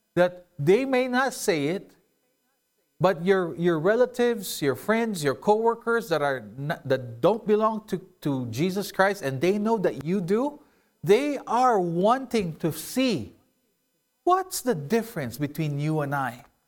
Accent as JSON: {"language": "English", "country": "Philippines", "tie": "born or raised there", "moved": "yes", "said": "I grew up in the Philippines"}